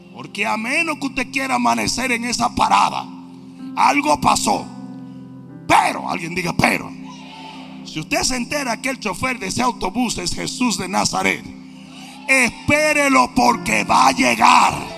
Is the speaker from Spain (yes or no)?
no; Dominican Republic; moved away; en mi país, un país maravilloso, usted no podía responderle a su papá y a su mamá